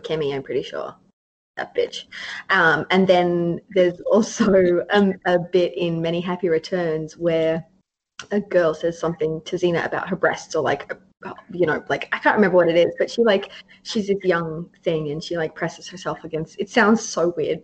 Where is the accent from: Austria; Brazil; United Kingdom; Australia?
Australia; I'm Australian